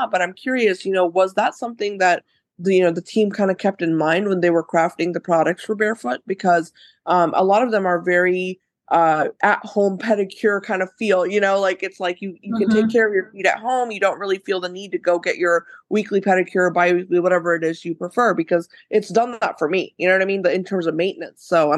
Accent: India; Obviously I'm Indian, so I grew mm-hmm. up with Ayurveda everywhere around me.

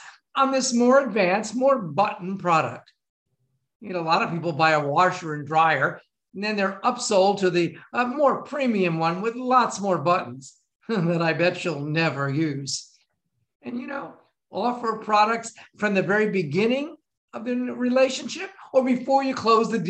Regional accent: Florida, United States; I was from Florida

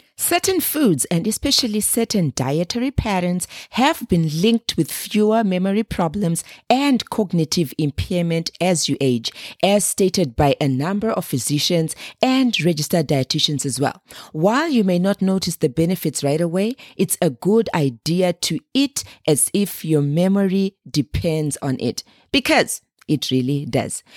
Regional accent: Zimbabwe; moved away; Being born and raised in Zimbabwe, a small landlocked country in the southern part of Africa

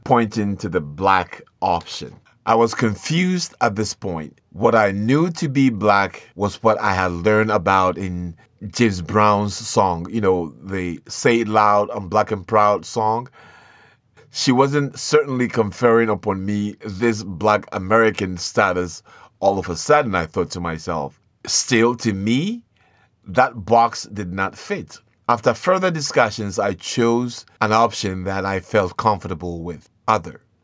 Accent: Ashanti, Ghana; moved away as an adult; I am from the African continent, from the country of Ghana, from the tribe of Ashanti

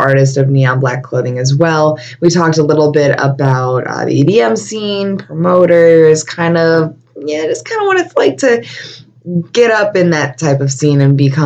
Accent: Buffalo, New York, United States; I was born and raised in Buffalo, and I never went to New York City before

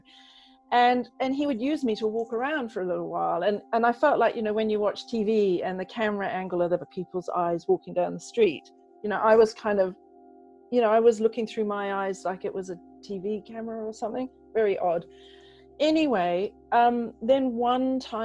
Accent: New Zealand; also born or lived in England; I grew up in England and I was 8 years old when we moved to New Zealand. So hence the kind of funny accent.

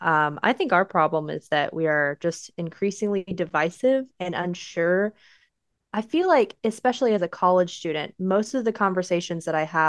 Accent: United States; we're American

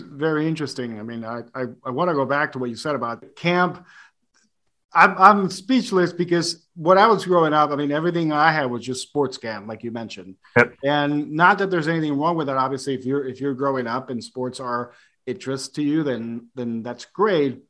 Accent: Puerto Rico; growing up in Puerto Rico

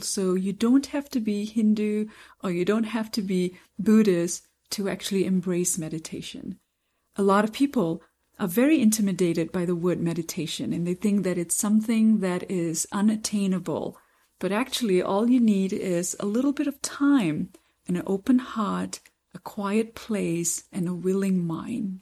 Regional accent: Kansas City, United States; I'm from Kansas City

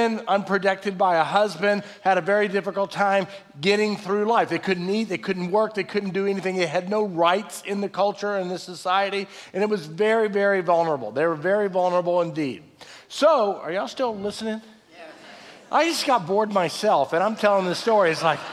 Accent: Fort Worth, Texas, United States; we lived on a prison farm growing up in Fort Worth

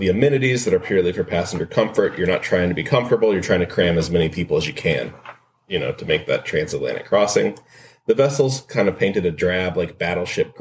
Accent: United States; As an American

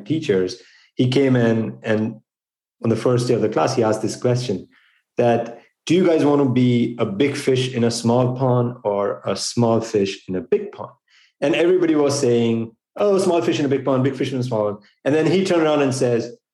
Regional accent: India; moved away as an adult; now in United States; I grew up in India. I was born and raised there.

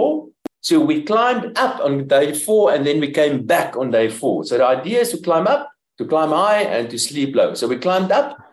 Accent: Pretoria, Gauteng, South Africa; I'm from Pretoria

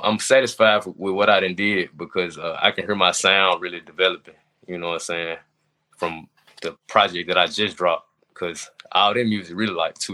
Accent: Memphis, Tennessee, United States; now in Atlanta, United States; I'm from Memphis.

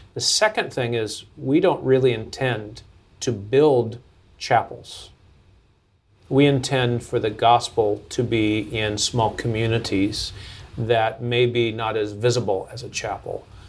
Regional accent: Seattle, Washington, United States; moved away as an adult; also born or lived in Lebanon; I was born in Seattle, Washington

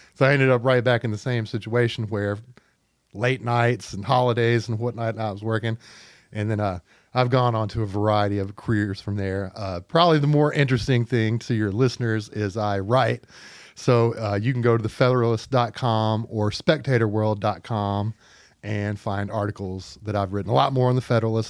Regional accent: Pine Bluff, Arkansas, United States; moved away as an adult; also born or lived in Fayetteville, Arkansas; I'm a native Arkansan, uh, from Pine Bluff, Arkansas

